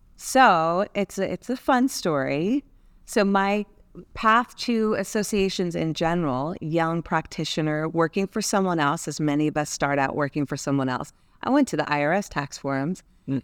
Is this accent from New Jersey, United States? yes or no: yes; New Jersey, United States; I'm from New Jersey